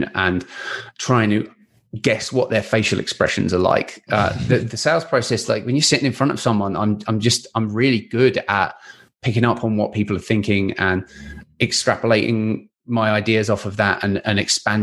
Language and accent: English; England, United Kingdom; now in Vancouver, Canada; I'm English